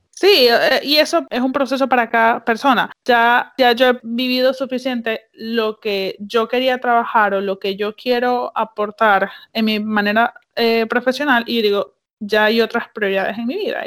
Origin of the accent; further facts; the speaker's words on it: Venezuela; moved away; en Venezuela nosotros comíamos empanadas